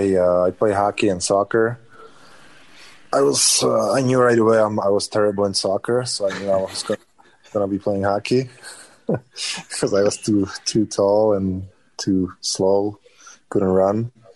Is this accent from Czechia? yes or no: yes; Czechia; Definitely my hometown, or the town I'm living in right now.